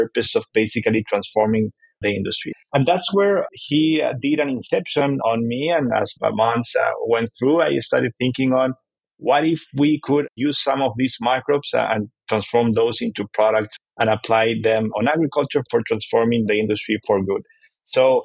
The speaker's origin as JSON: {"language": "English", "country": "Chile", "moved": "yes", "lives_now": "United States", "said": "And I am from Chile"}